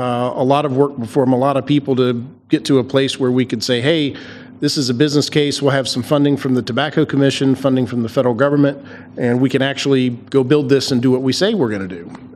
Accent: Atlanta, Georgia, United States; moved away as an adult; now in Virginia, United States; Yeah, so we came up to Virginia back in 2004. So I was born and raised in Atlanta, Georgia.

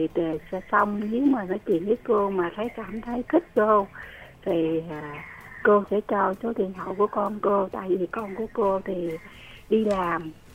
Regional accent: Vinh Long, Vietnam; moved away as an adult; now in Ho Chi Minh City, Vietnam; quê chị thì ở vĩnh long chợ ôm

